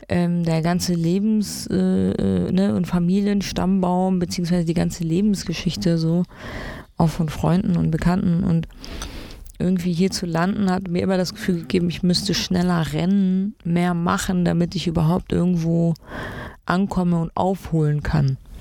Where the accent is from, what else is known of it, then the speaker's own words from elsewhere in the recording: Berlin, Germany; also born or lived in East Frisia; zum größten Teil bin ich in Berlin aufgewachsen, in allen möglichen Bezirken